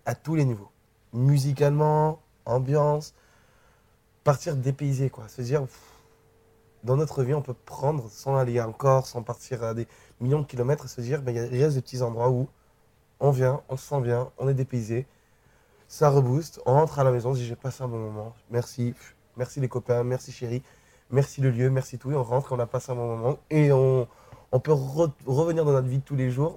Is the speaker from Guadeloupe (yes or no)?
yes; Guadeloupe; moved away as an adult; also born or lived in New Caledonia; j'ai 5-6 ans jusqu'à mes 19 euh, ans, 19-20 ans, j'ai grandi en Guadeloupe